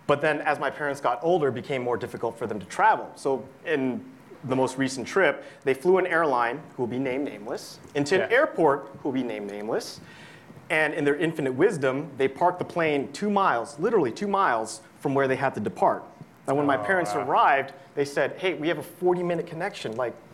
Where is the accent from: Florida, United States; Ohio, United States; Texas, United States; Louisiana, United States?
Ohio, United States; Cincinnati; Cincinnati, Ohio